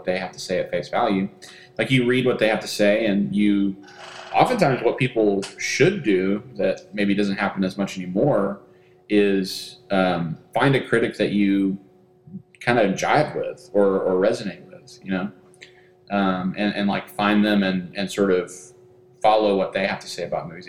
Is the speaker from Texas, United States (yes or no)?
yes; Texas, United States; I am from Texas